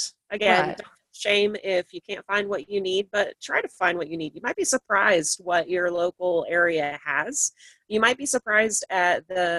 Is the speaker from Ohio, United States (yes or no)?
no; Nauvoo, Illinois, United States; now in Greenville, United States; I grew up in Hancock County, Illinois, which is more rural than here by far